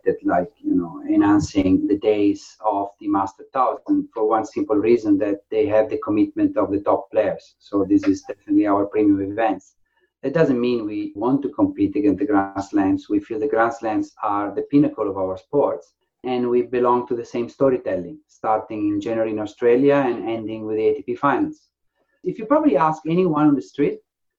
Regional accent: Faenza, Emilia-Romagna, Italy; moved away as an adult; also born or lived in Ravenna; now in England, United Kingdom; my hometown, in Faenza, a very small town. So I grew up in a house full of tennis rackets.

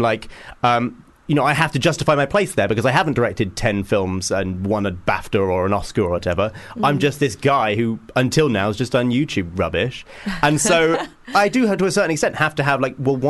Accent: Hitchin, East of England, United Kingdom; a fellow Hitchinite

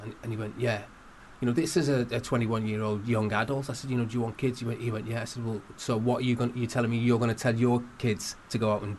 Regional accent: Liverpool, North West England, United Kingdom; I grew up in Liverpool 8. It was a very tough neighbourhood.

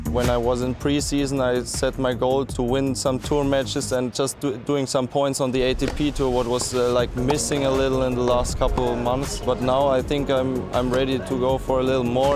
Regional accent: Nuremberg, Bavaria, Germany; I'm from Nuremberg, Germany

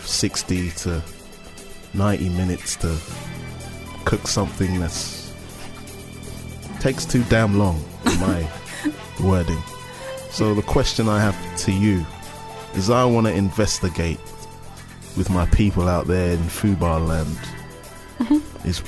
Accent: Slough, South East England, United Kingdom; I'm from Slough, man.

